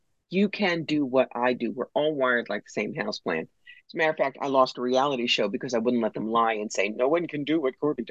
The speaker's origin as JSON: {"language": "English", "region": "New Jersey", "country": "United States", "tie": "born or raised there", "moved": "yes", "lives_now": "New York, United States", "said": "I grew up right across the river from Philly in South Jersey."}